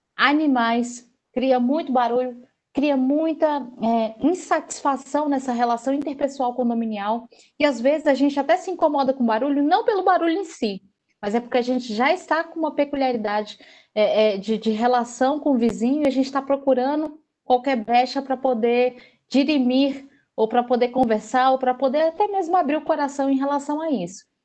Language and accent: Portuguese; Northeast Region, Brazil; eu sendo nordestina